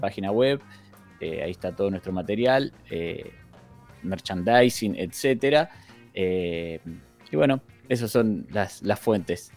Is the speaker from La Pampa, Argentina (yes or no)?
no; Zárate / Campana, Buenos Aires Province, Argentina; somos mitad de Zárate, mitad de Campana